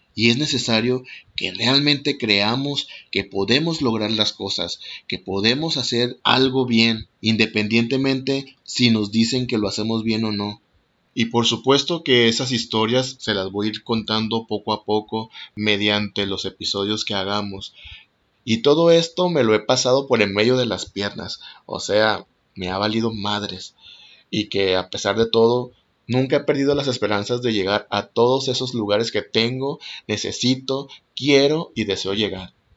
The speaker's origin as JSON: {"language": "Spanish", "country": "Mexico", "also_born_or_lived": "Mazatlán, Sinaloa", "said": "Soy mexicano, tengo 39 años y actualmente vivo en Mazatlán, Sinaloa."}